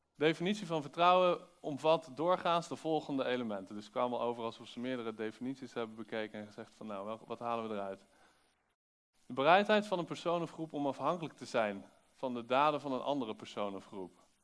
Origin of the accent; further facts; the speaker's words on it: Netherlands; als Nederlander